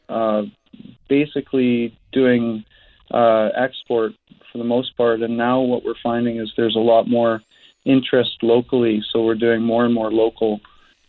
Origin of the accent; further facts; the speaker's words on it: Roberts Creek, British Columbia, Canada; I grew up on the Sunshine Coast, in Roberts Creek